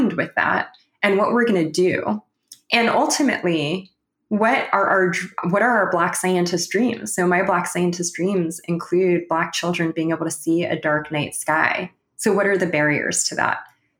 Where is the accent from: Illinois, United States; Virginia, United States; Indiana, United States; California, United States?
California, United States; Los Angeles; moved away as an adult; also born or lived in Waterloo, Ontario, Canada; I'm originally from Los Angeles